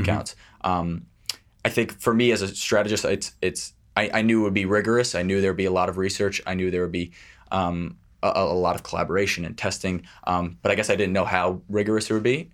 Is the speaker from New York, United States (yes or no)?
yes; New York City, New York, United States; I grew up in Manhattan, just a, a Upper East Side.